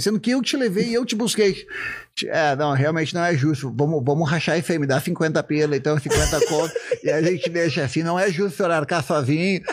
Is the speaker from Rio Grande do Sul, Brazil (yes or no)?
yes; Novo Hamburgo, Rio Grande do Sul, Brazil; accent: gaúcho; also born or lived in Estância Velha; Eu moro numa cidade bem tranquila, que é Estância Velha, que é perto de Novo Hamburgo, onde eu nasci